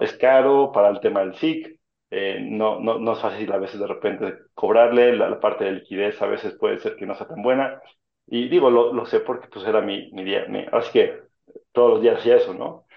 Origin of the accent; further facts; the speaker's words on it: Mexico; éramos como 200 mexicanos